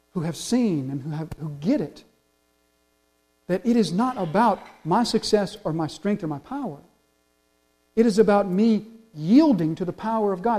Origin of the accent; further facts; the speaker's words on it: the South, United States; We're from the South